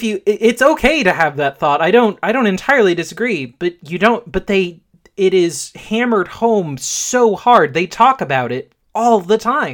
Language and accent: English; Jamaica; now in New York, United States; my family listens to … because we're Jamaican